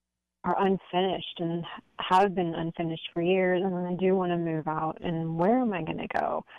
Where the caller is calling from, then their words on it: San Francisco, California, United States; I'm calling from the San Francisco area.